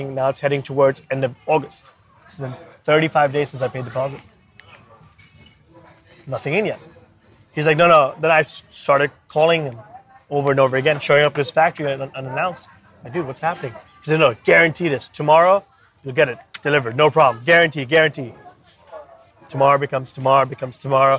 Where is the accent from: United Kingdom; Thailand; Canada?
Thailand; Bangkok; moved away as an adult; also born or lived in Australia / India; now in China; I'm born and raised in Bangkok. Parents are from India